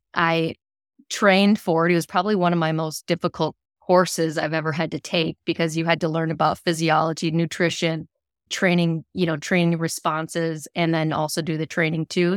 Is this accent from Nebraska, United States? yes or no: no; Rochester, Minnesota, United States; growing up in my hometown, how, hometown of Rochester, Minnesota